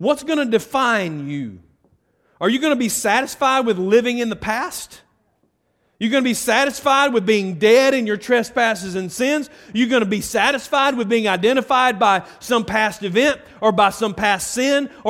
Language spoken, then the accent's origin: English; Carrollton, Georgia, United States; also born or lived in Bremen; now in Buchanan, United States; I grew up in Carrollton